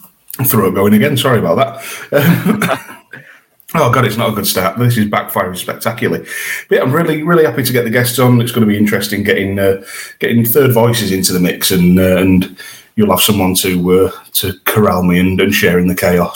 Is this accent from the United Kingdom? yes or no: yes; York, Yorkshire and the Humber, United Kingdom; My hometown, York City, have got promotion to, back to the National League.